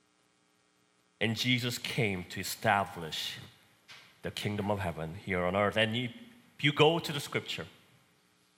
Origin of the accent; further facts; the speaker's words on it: South Korea; now in Texas, United States; So I was born and raised in Korea. Probably can tell because of my accent